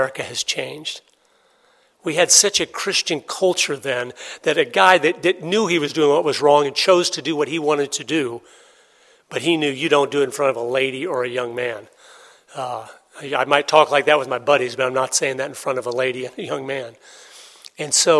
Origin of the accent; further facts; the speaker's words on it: Tampa, Florida, United States; I was born and raised in Tampa, Florida.